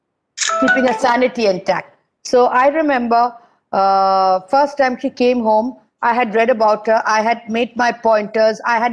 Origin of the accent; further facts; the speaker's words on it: India; I'm an Indian. So it's very sad.